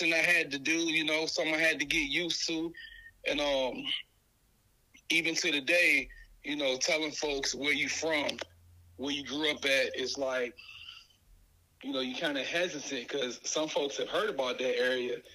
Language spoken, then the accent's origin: English; Newport News, Virginia, United States; moved away; my experience growing up in the East End